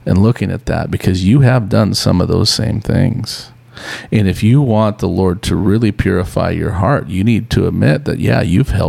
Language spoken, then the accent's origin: English; Montana, United States; now in California, United States; I'm from Montana